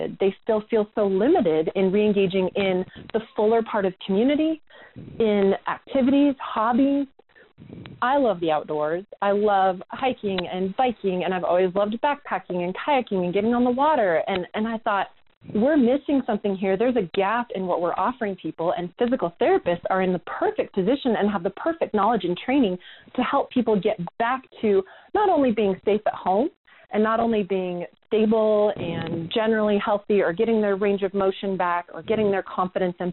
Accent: Eugene, Oregon, United States; also born or lived in Salem, Oregon / North Carolina; I grew up in Eugene, Oregon, and went to undergrad out here in Salem

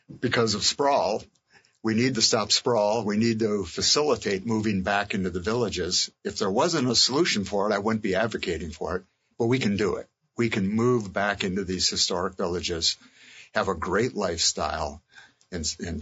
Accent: Montpelier, Vermont, United States; my hometown of Montpelier

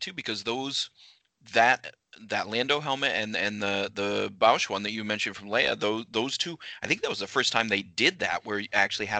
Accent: Maine, United States; We grew up in Maine.

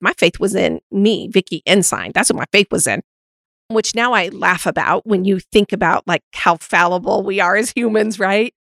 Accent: Montana, United States; moved away; also born or lived in Utah; growing up in Montana and then living in Utah for six years, I'm obviously more rooted historically in a Western culture.

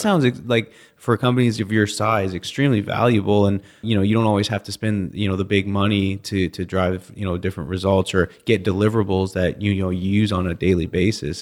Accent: Canada; I'm from Canada

